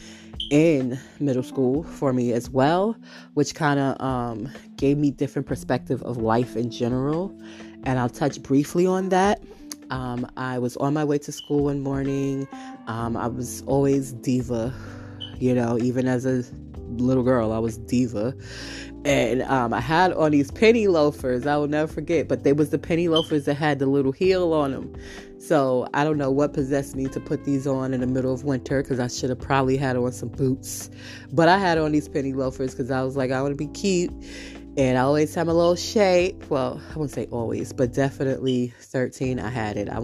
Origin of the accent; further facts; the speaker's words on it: New York City, New York, United States; also born or lived in Brooklyn; I'm traveling from Harlem at this time. Remember, I shifted. I'm no longer in Brooklyn. I moved households